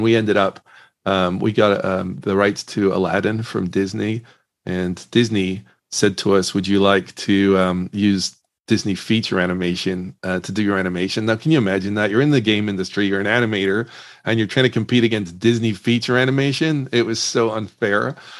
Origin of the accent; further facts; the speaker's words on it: Northern Ireland, United Kingdom; I grew up in Northern Ireland, and I actually got really interested in the video game industry.